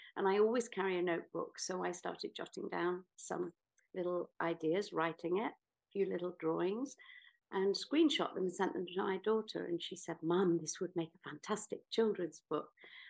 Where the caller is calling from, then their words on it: Greece; I'm actually speaking from Greece, where I spend some of the year and where my most creative ideas just come